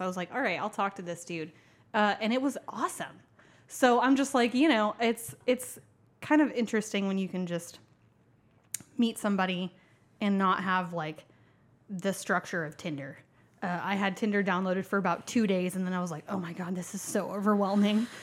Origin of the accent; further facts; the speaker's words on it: Tulsa, Oklahoma, United States; I'm from Tulsa, Oklahoma